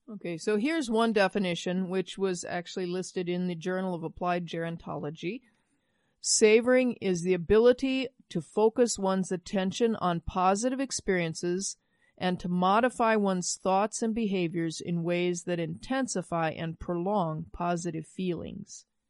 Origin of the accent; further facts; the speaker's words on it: Midwest, United States; I grew up in the Midwest